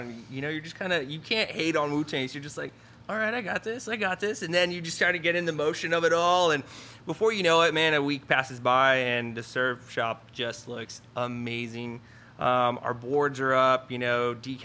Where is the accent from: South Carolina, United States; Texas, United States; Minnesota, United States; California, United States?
Texas, United States; El Paso; moved away; I grew up in El Paso, Texas